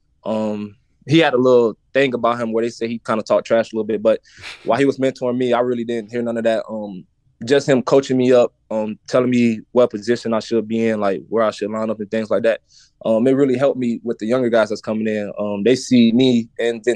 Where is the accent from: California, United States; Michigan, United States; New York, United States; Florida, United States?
Florida, United States; St. Petersburg; I grew up in St. Petersburg, Florida.